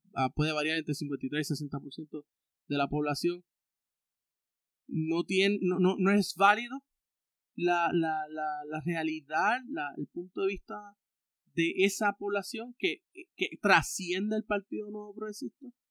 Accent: Puerto Rico; tener una identidad como puertorriqueño

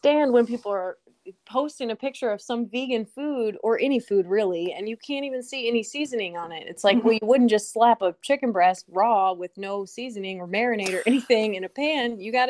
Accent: Midwest, United States; I grew up in the Midwest

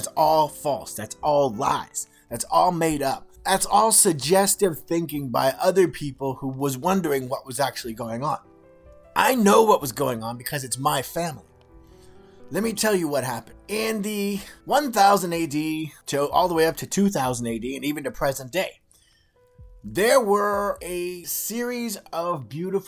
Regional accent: California, United States; When I was a child growing up in California

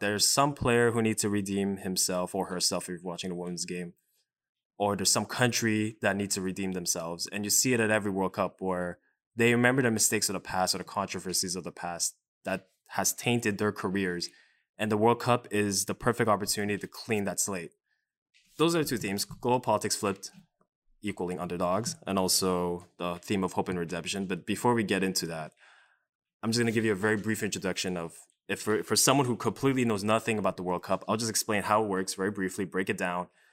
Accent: Canada; growing up as a Canadian

